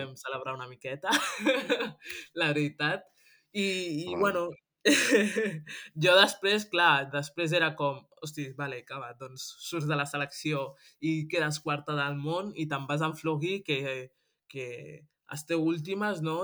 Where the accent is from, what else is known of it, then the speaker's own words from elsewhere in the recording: Granollers, Catalonia, Spain; moved away as an adult; now in Germany; jo he nascut a, a Granollers i, i soc, eh, soc catalana